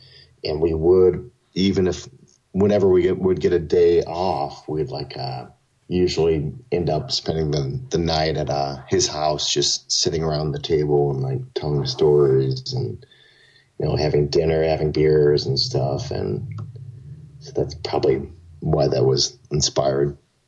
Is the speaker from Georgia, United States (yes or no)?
no; Collinsville, Illinois, United States; now in Chicago, United States; where I grew up in Collinsville.